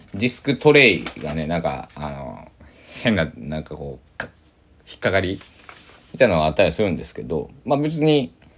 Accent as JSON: {"language": "Japanese", "region": "Kochi", "country": "Japan", "tie": "born or raised there", "moved": "yes", "lives_now": "Takamatsu, Japan", "said": "高知僕の地元の高知なんが晴れも多いけど雨も多い"}